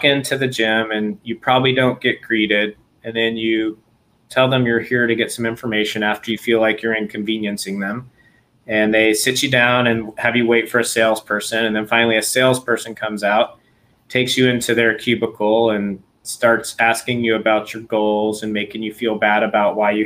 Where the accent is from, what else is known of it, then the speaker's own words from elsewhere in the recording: Southwest, United States; moved away as an adult; also born or lived in New Mexico / Texas; now in San Diego, United States; I grew up in New Mexico and Texas. So Southwest